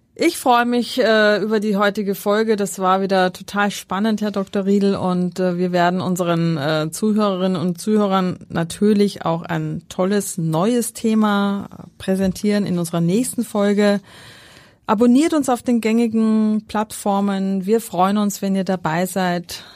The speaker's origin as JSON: {"language": "German", "town": "Schärding", "region": "Upper Austria", "country": "Austria", "tie": "born or raised there", "moved": "yes", "said": "Das ist meine Heimat dort"}